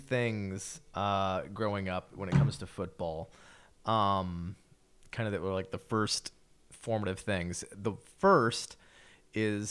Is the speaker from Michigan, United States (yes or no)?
no; Indiana, United States; I grew up in Indiana